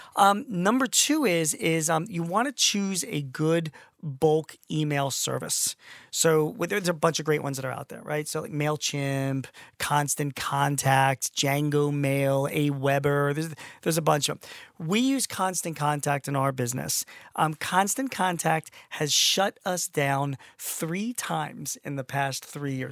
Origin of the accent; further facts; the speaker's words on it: Philadelphia, Pennsylvania, United States; I'm from Philly